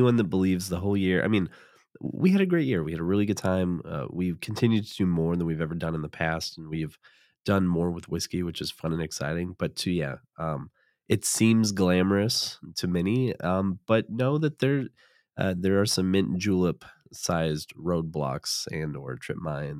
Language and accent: English; Midwest, United States; I'm a Midwesterner.